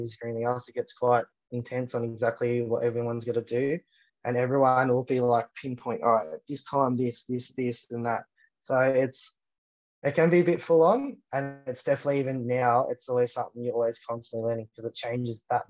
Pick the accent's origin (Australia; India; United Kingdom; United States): Australia